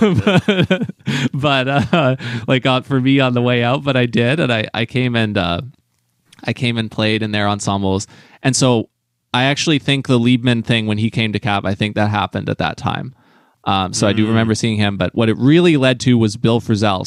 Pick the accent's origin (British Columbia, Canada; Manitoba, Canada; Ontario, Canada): British Columbia, Canada; New Westminster; my close friend in Vancouver jazz, Madeline Elkins, who I grew up with in New West